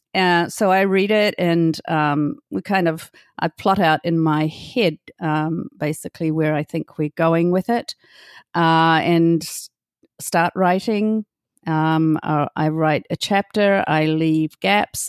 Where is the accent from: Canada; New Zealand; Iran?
New Zealand; Hamilton, Waikato; moved away as an adult; I'm from Hamilton